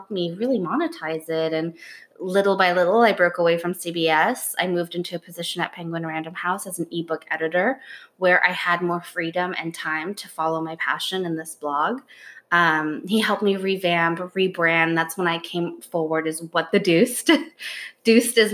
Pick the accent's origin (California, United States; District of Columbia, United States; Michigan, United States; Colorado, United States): California, United States; Los Angeles; moved away as an adult; also born or lived in Budapest, Hungary / Hamburg, Germany; now in New York, United States; I was raised in Hamburg, Germany until I was 8. And then we moved to California, Los Angeles when I was 8. And then I moved to New York 10 years ago